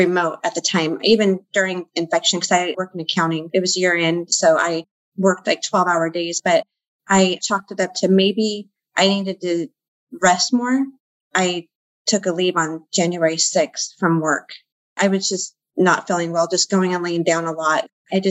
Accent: Central Valley, California, United States; I'm from the Central Valley. I live in California

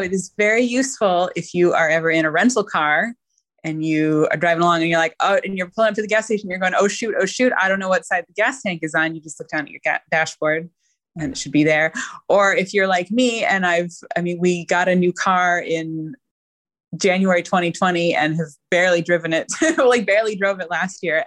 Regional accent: Oregon, United States; I'm from Oregon

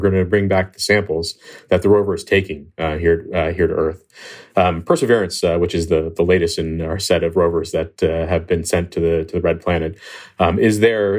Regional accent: Pennsylvania, United States; I always liked the stars and looking up at the night sky from where I grew up in Pennsylvania.

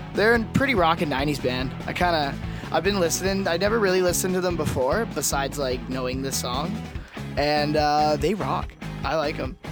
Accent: Canada; we are Canadian

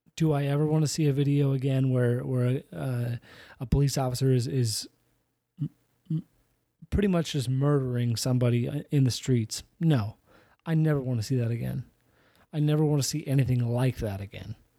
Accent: Iowa, United States; I grew up in Iowa.

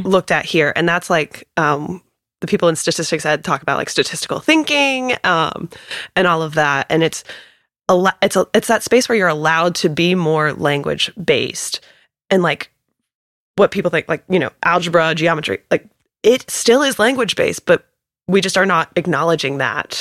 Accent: Raleigh, North Carolina, United States; I am one of those people that's born and raised in Raleigh

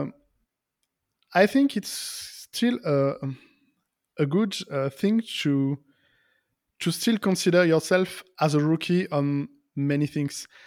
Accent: Lyon, Auvergne-Rhône-Alpes, France; English is a second language; in my hometown, in Lyon

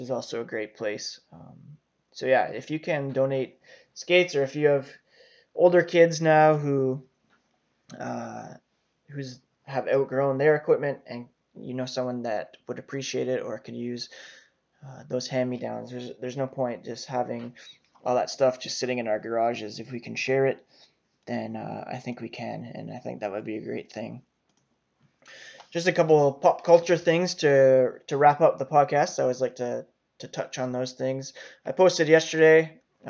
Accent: Canada; as a Canadian

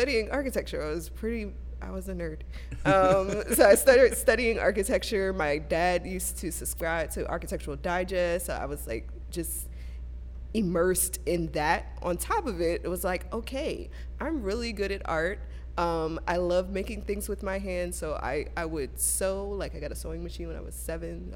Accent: Camden, New Jersey, United States; also born or lived in Brooklyn, New York; I grew up on the East Coast. I was born in Brooklyn. We later moved to New Jersey. We lived in Camden, right in the middle of the crack epidemic

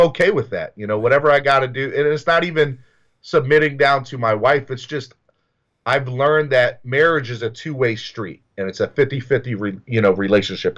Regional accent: the South, United States; I grew up in the South

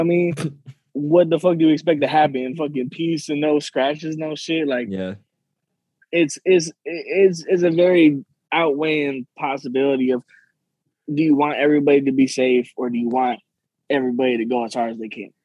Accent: Long Beach, California, United States; now in Sacramento, United States; I'm not from Sacramento. I live in Sacramento and, and I love Sacramento, but I'm originally from Long Beach

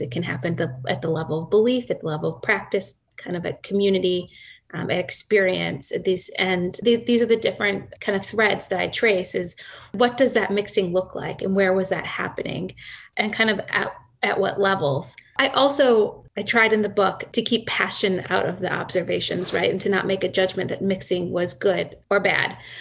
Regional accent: Akron, Ohio, United States; I grew up in Akron, Ohio

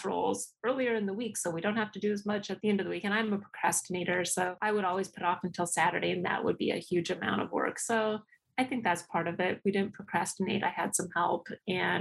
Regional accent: New Mexico, United States; I'm from New Mexico

